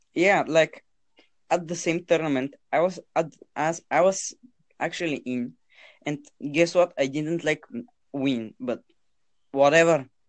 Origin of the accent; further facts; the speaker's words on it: Bulgaria; most of the people playing games in Bulgaria are 14 year olds like me